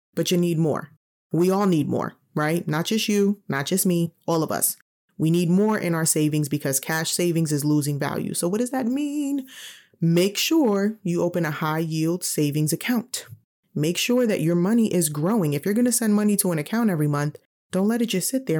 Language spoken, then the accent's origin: English; New York City, New York, United States; moved away; I'm originally from New York City. I know that if I still lived in New York, I'd be renting